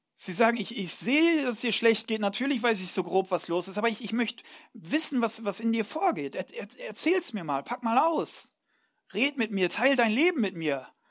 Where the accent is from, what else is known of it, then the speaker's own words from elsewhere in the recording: Ruhr area, North Rhine-Westphalia, Germany; moved away; ich komme ursprünglich aus Nordrhein-Westfalen, ähm, aus, aus dem schönen Ruhrgebiet